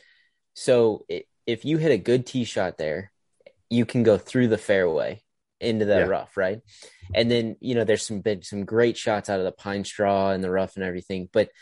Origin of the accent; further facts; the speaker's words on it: Idaho, United States; I'm from Idaho